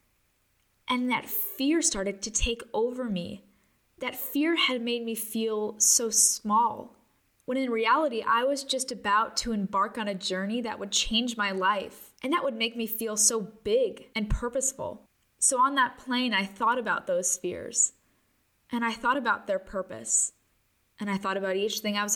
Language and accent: English; Chicago, Illinois, United States; moved away as an adult; also born or lived in Switzerland; I'm from Chicago